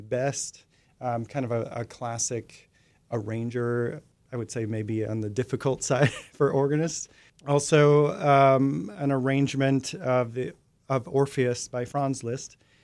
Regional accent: Minnesota, United States; also born or lived in Connecticut; now in Oklahoma City, United States; I'm originally from Minnesota, actually, but I lived in Connecticut for about

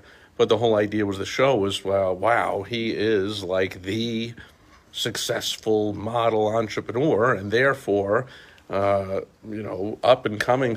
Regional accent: New York City, New York, United States; I grew up in New York City

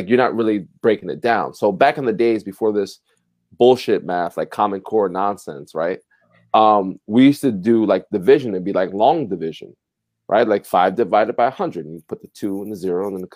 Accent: Passaic, New Jersey, United States; I'm a kid from Passaic, New Jersey.

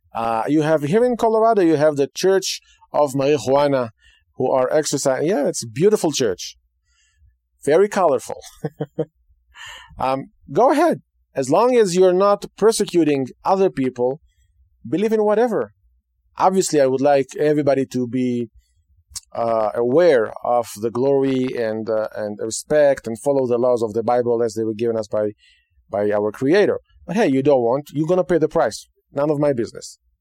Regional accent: Israel; moved away; Today, in Israel, my home state, the land of Israel

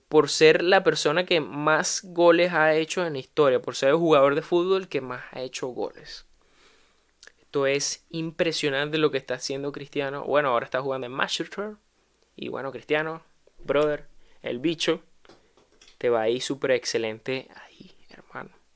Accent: Venezuela; moved away; en mi propio país

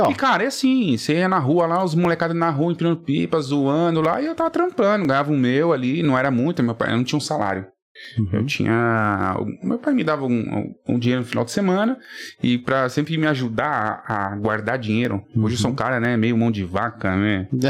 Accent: São Paulo, Brazil; eu sou natural de São Paulo mesmo, Vila Prudente

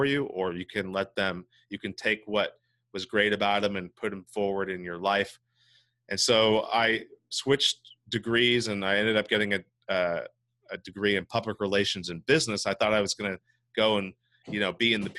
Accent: Santa Cruz, California, United States; also born or lived in Hinesville, Georgia / Monterey, California; I've lived basically in the Monterey Bay area for my whole life, specifically Santa Cruz, California

